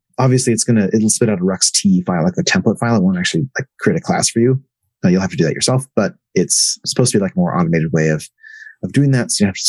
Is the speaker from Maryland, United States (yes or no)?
no; Seattle, Washington, United States; I'm from Seattle